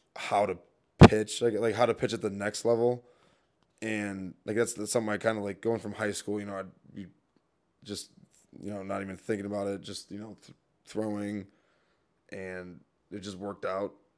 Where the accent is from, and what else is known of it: Milwaukee, Wisconsin, United States; born or raised there; moved away as an adult